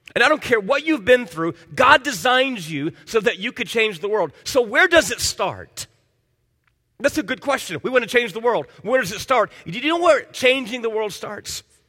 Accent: Miami, Florida, United States; moved away; I grew up in Miami as a kid

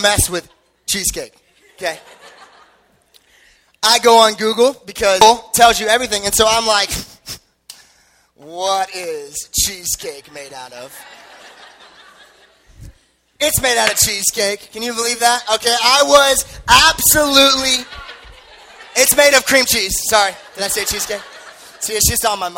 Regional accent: Henderson, Nevada, United States; I grew up in Henderson

